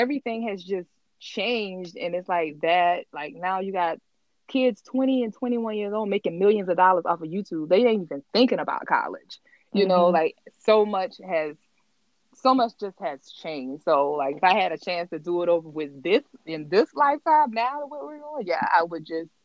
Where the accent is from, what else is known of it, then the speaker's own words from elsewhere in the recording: Orangeburg, South Carolina, United States; I'm from a small town. I'm from Orangeburg, South Carolina